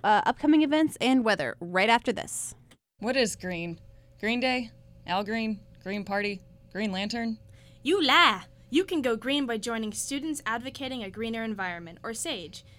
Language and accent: English; Rock Hill, South Carolina, United States; I grew up in Rock Hill. I my whole family's from Rock Hill